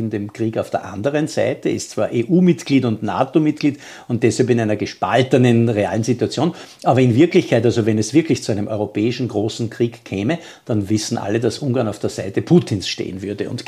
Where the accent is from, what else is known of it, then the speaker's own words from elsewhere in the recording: Austria; das müssen wir als Österreicher anerkennen